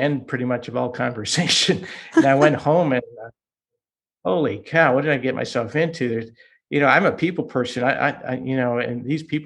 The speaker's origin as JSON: {"language": "English", "town": "Boston", "region": "Massachusetts", "country": "United States", "tie": "born or raised there", "also_born_or_lived": "New York", "first_language": "Hungarian", "second_language": "English", "moved": "as an adult", "said": "I grew up in the Boston area"}